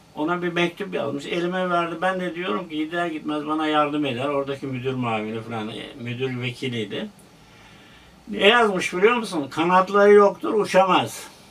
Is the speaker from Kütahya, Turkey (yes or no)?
no; Denizli, Turkey; moved away as an adult; also born or lived in Ankara; now in Istanbul, Turkey; Orada okuduk. Ortaokul okudum. Sonra liseye gittim Denizli'de